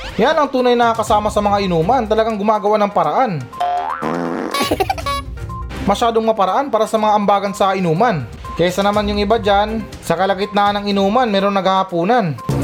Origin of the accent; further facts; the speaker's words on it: Philippines; ako, bilang isang Pilipino